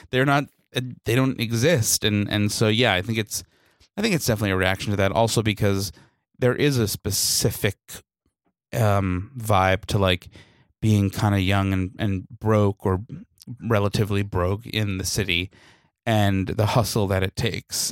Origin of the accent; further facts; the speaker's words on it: New York City, New York, United States; as a New Yorker